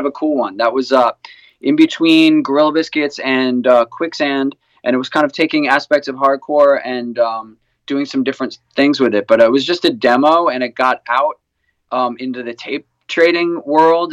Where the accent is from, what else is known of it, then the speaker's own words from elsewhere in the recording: New York, United States; I'm a guy from New York